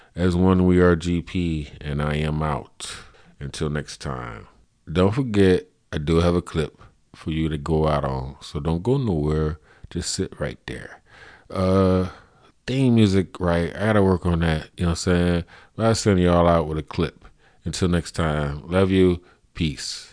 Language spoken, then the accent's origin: English; United States; we grew up in America